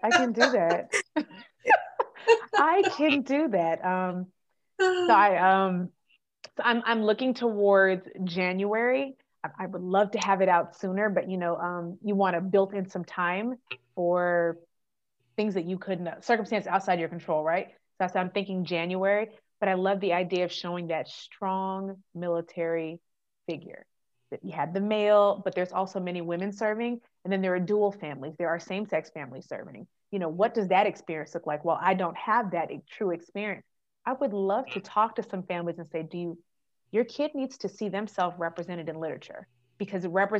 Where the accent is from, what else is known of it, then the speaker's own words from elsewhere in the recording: California, United States; born there; also born or lived in Texas / Germany; I was like, well, I was born in California. Where'd you get your social? In Texas. But where'd you spend the most time? In Germany.